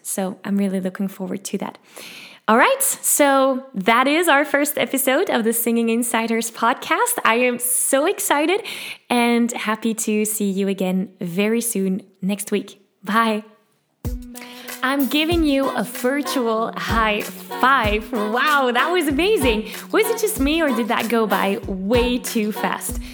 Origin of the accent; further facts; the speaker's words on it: Belgium; English is a second language; I'm from Belgium. I speak Dutch and French and as you can hear, a little bit of English